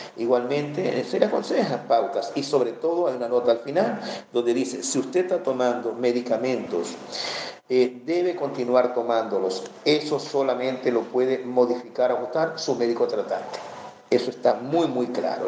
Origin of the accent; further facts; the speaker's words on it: Venezuela; en mi país, Venezuela